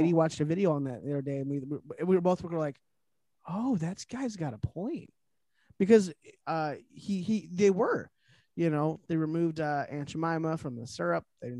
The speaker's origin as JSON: {"language": "English", "country": "Ireland", "said": "you know, I'm Irish and I find that very offensive"}